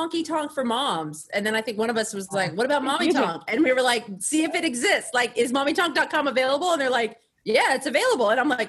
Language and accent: English; Texas, United States; moved away as an adult; now in Los Angeles, United States; I'm from Texas